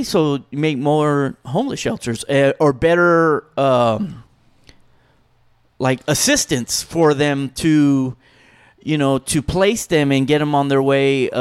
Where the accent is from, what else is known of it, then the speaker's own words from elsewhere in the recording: California, United States; I'm from California